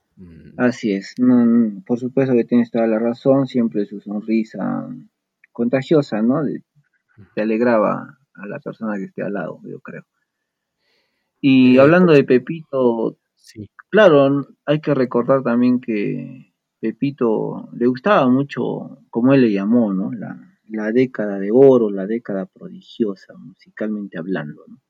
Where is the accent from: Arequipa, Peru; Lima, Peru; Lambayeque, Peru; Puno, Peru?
Arequipa, Peru; como buen arequipeño